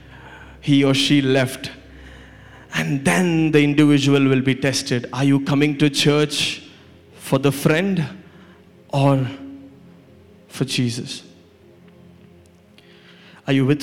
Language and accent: English; India; Growing up in India